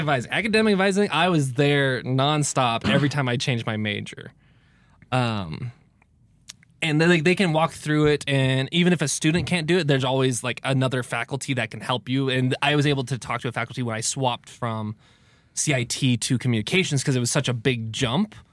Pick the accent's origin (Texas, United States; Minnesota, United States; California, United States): California, United States; moved away; growing up in California